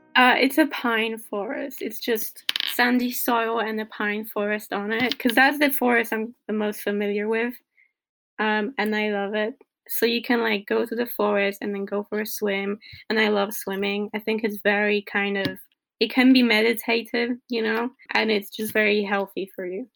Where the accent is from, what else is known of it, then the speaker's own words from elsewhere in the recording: Poland; I'm from Poland